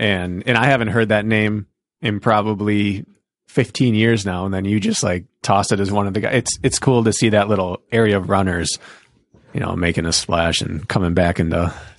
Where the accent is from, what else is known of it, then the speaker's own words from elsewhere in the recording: Milwaukee, Wisconsin, United States; I'm from Milwaukee.